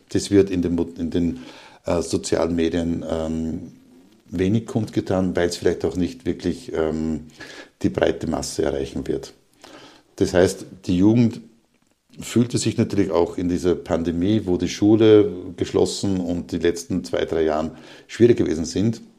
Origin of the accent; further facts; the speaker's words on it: Upper Austria, Austria; in die, in meine alte Heimat Oberösterreich zu gehen, dort auch wieder im Bereich Linz ein offenes Seminar anzubieten